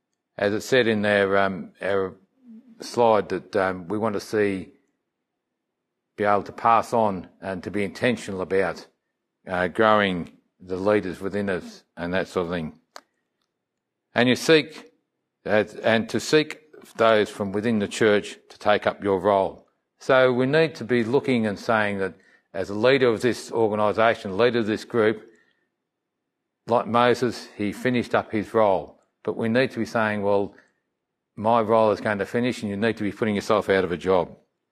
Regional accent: Melbourne, Victoria, Australia; As I was saying about this little church that I grew up in Melbourne, service was one thing that came into mind.

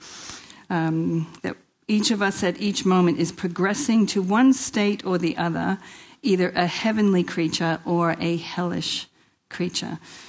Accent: Queens, New York, United States; I grew up in Queens, New York, if you haven't already heard.

